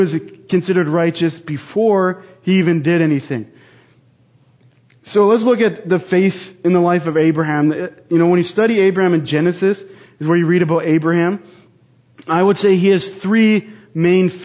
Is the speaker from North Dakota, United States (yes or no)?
yes; North Dakota, United States; moved away as an adult; also born or lived in Jackpot, Nevada; now in Twin Falls, United States; I grew up in North Dakota, like I just said, about 1,000 miles away. And I lived there most of my life, went to college there